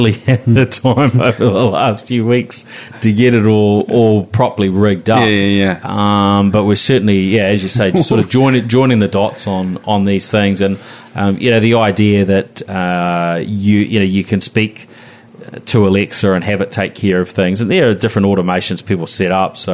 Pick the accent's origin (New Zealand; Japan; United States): New Zealand; as a Kiwi